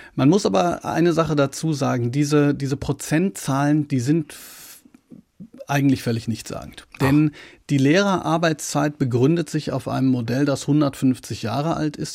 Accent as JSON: {"language": "German", "area": "Ruhr area", "region": "North Rhine-Westphalia", "country": "Germany", "moved": "yes", "lives_now": "Baden, Germany", "said": "ich wohne ja im Badischen, ich komme aus dem Ruhrgebiet."}